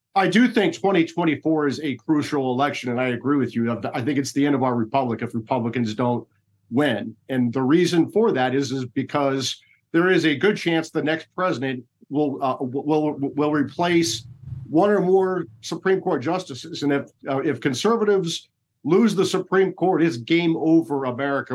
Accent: Iowa, United States; moved away; I'm from Iowa. When I go back to Iowa

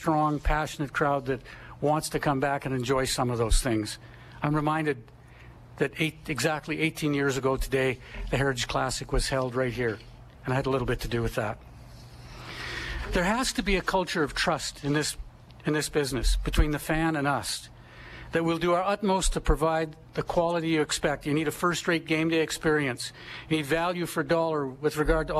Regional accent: Edmonton, Alberta, Canada; I was born and raised in Edmonton

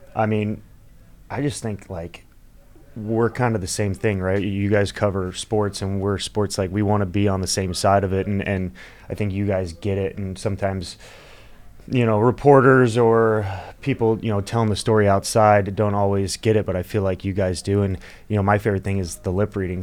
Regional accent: Florida, United States; I'm from Florida. I love Florida. I think it's just home

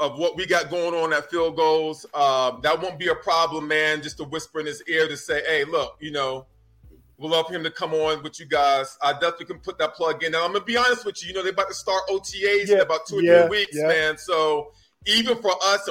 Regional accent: North Carolina, United States; I grew up in North Carolina

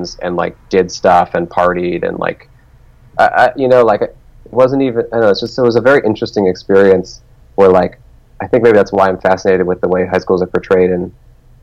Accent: Telluride, Colorado, United States; moved away as an adult; also born or lived in Alameda, California / Portland, Oregon; from 0 to 9 years old, I lived in Alameda, California, which is right next to Oakland, which is in the Bay Area. So I grew up in the Bay Area, and then when I was 9, I moved with my mother and my siblings to Colorado, and we moved to a town called Telluride

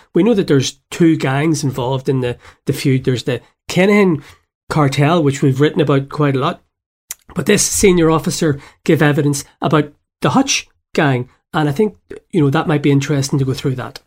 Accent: Belfast, Northern Ireland, United Kingdom; moved away; growing up in Belfast in the seventies

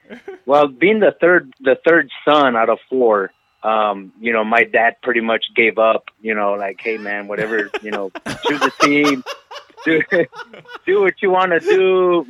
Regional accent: El Paso, Texas, United States; also born or lived in Dallas, Texas; I'm originally from El Paso, Texas. and that El Paso is in Texas, and it is in the United States of America, so I am American.

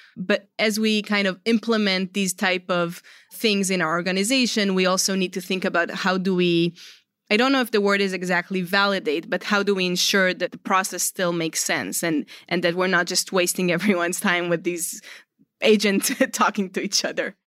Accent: Israel; moved away; I'm originally from Israel.

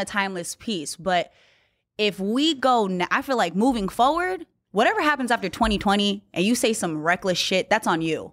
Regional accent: Newman, California, United States; moved away; I grew up in Newman

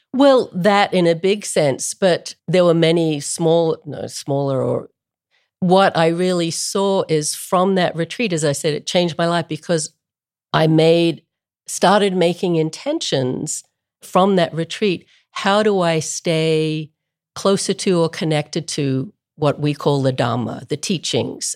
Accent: Melbourne, Victoria, Australia; moved away as an adult; I grew up in Melbourne, Australia, which is a long way from anywhere.

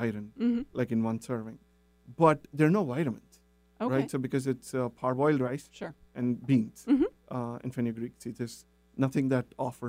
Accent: India; moved away; growing up in India

